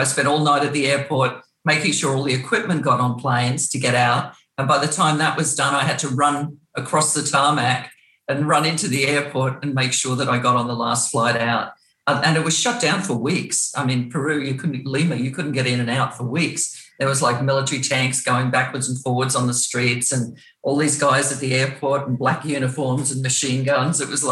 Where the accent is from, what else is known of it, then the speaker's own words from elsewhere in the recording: Australia; accent: Australian; moved away as an adult; also born or lived in Brisbane, Queensland / England; now in Los Angeles, United States; your accent's still really Australian